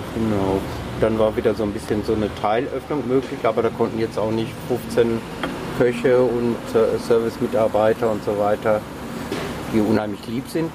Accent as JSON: {"language": "German", "town": "Dortmund", "region": "North Rhine-Westphalia", "country": "Germany", "tie": "born or raised there", "moved": "yes", "said": "früher aus meiner Heimatstadt, in deiner Nähe Dortmund"}